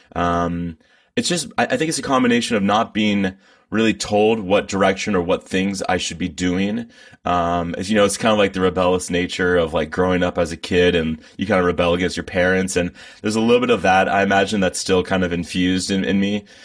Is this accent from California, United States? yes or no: yes; Bay Area, California, United States; I'm from the Bay Area. I've been here my whole life.